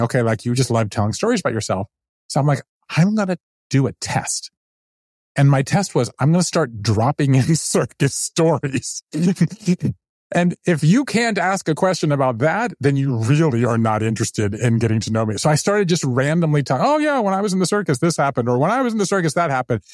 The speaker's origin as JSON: {"language": "English", "town": "Savannah", "region": "Georgia", "country": "United States", "tie": "born or raised there", "also_born_or_lived": "New Haven, Connecticut / Japan", "moved": "as an adult", "lives_now": "Brooklyn, United States", "said": "I grew up in the South, then I left there. I went to Yale"}